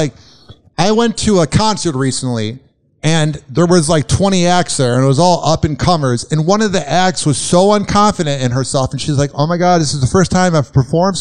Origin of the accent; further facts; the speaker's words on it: Chicago, Illinois, United States; I'm from Chicago